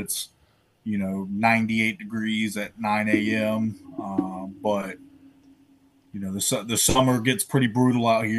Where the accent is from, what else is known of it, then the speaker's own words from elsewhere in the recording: North Carolina, United States; also born or lived in Pennsylvania / Quincy, Illinois; I'm from, born and raised in North Carolina.